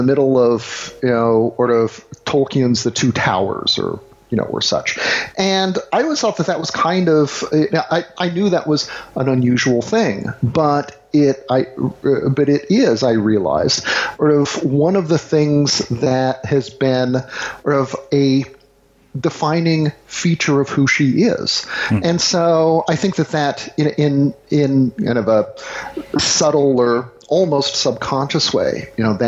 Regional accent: the South, United States; growing up in the South, I was generally the only half Asian kid within probably, you know, 20 miles

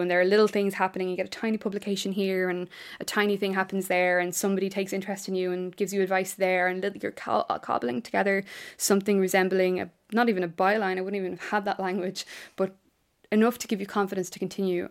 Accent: Ireland; I'm an Irish writer

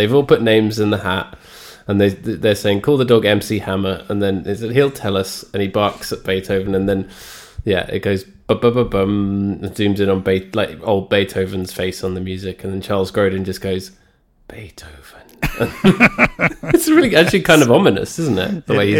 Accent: England, United Kingdom; Because I say St. Bernard because yes. I am English.

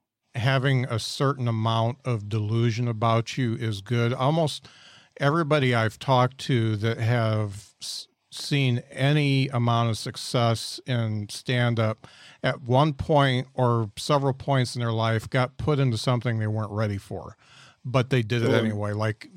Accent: Indiana, United States; now in Huntsville, United States; I come from Indiana and I moved down to Huntsville.

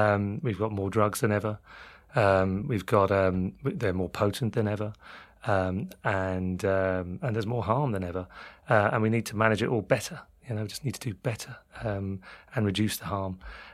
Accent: London, United Kingdom; accent: London; now in Ireland; people might get confused by my London accent. But yeah, I've been over there for 18 years

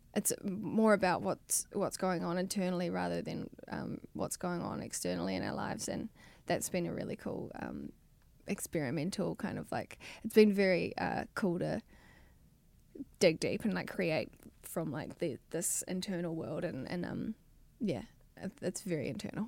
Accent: New Zealand; moved away as an adult; now in Los Angeles, United States; I was twenty-one when I moved from New Zealand.

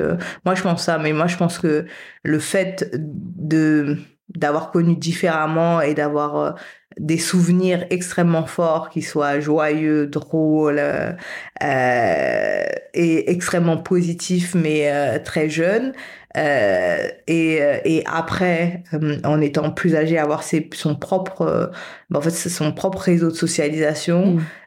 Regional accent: France; moved away as an adult; also born or lived in Paris / Canada / Haiti / United States; j'ai grandi en France, mais avec dans une famille haïtienne classique

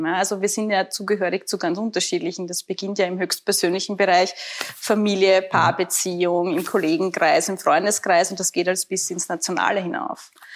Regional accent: Burgenland, Austria; ich selber bin ja Burgenländerin

